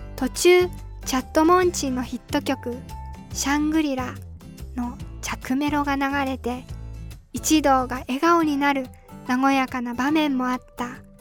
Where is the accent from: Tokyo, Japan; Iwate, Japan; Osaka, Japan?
Iwate, Japan; moved away as an adult; also born or lived in Tokushima; 自分は岩手県出身なのだけど